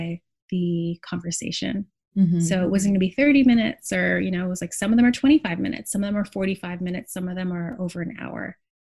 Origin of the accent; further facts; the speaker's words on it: Montreal, Quebec, Canada; now in Brooklyn, United States; the place where I grew up in Montreal as a child